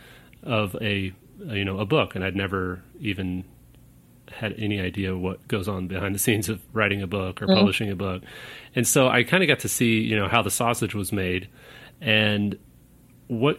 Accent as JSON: {"language": "English", "town": "Kansas City", "region": "Missouri", "country": "United States", "tie": "born or raised there", "said": "I grew up in Kansas City, Missouri"}